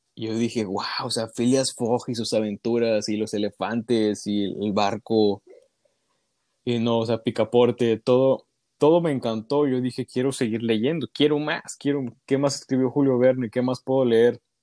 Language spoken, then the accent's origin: Spanish; Ciudad Victoria, Tamaulipas, Mexico; soy originario de Ciudad Victoria, Tamaulipas